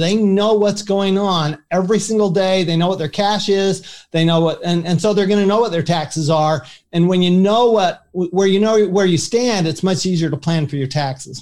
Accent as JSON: {"language": "English", "town": "Salt Lake City", "region": "Utah", "country": "United States", "tie": "born or raised there", "also_born_or_lived": "Paris, France", "said": "I grew up in Salt Lake City, Utah"}